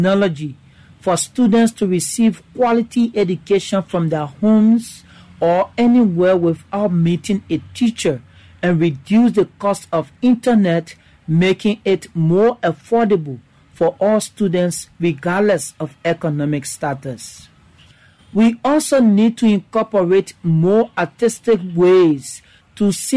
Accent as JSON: {"language": "English", "country": "Liberia", "said": "I'm from Liberia in Africa"}